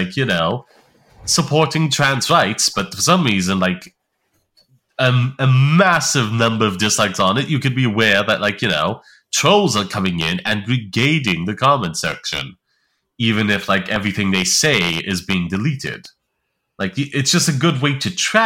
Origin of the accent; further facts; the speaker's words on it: Ireland; I'm Irish